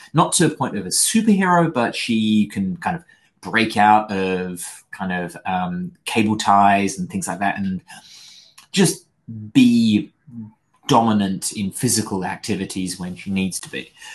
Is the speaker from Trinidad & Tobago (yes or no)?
no; United Kingdom; I'm British